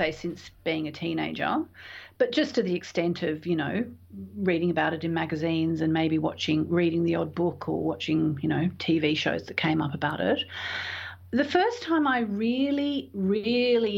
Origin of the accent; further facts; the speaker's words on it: Tasmania, Australia; moved away; also born or lived in London; I grew up in Tasmania. And I'd been living in London by this stage for a couple of years